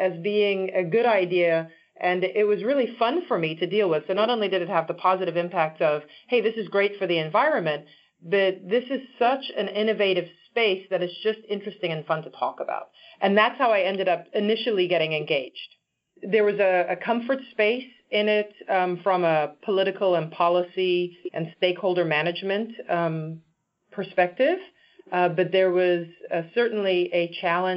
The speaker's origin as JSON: {"language": "English", "country": "Zimbabwe", "tie": "born or raised there", "also_born_or_lived": "Washington, D.C.", "moved": "yes"}